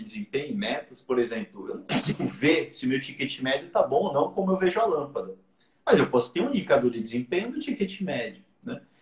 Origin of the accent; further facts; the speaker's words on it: Santos, São Paulo, Brazil; now in Portugal; o Jabaquara é um time que todo mundo torce lá na minha região, em Santos